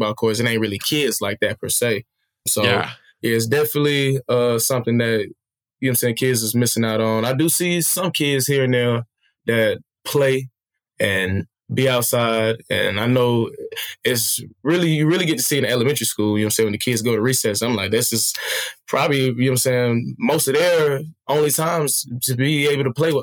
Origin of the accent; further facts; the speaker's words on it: Smyrna, Georgia, United States; moved away as an adult; also born or lived in Beijing, China; I'm born and raised in Smyrna, Georgia, specifically. Well, I was born in Fulton County, but raised in Smyrna